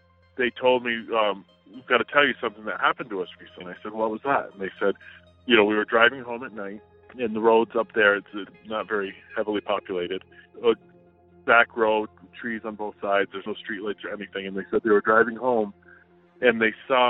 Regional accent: upstate New York, United States; now in New Hampshire, United States; This happened where I grew up in upstate New York.

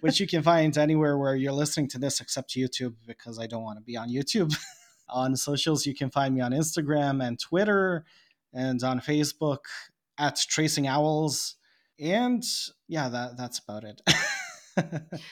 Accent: Bosnia & Herzegovina; English is a second language; I am not an English speaker, I am a Serb from Bosnia, and I live in Bosnia, another country.

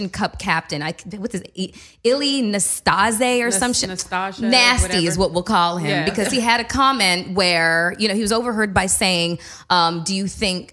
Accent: Canada; I'm full Canadian

